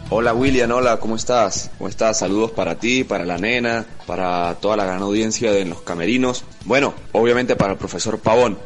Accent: Mérida, Venezuela; los arqueros merideños

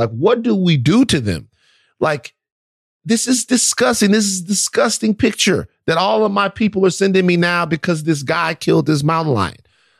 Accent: Baton Rouge, Louisiana, United States; I'm from Baton Rouge, Louisiana.

